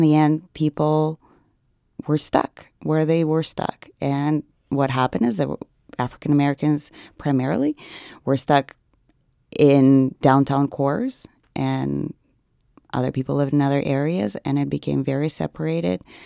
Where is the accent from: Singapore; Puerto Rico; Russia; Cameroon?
Russia; Nizhny Novgorod Oblast; moved away; I'm from Nijni Novgorod